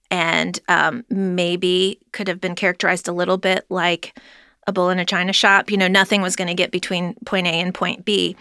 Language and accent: English; Cleveland, Ohio, United States; moved away as an adult; now in Cincinnati, United States; I grew up in Cleveland, Ohio